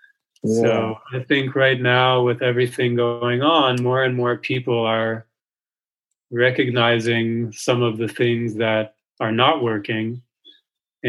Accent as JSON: {"language": "English", "town": "New York City", "region": "New York", "country": "United States", "tie": "born or raised there", "said": "I grew up in New York City"}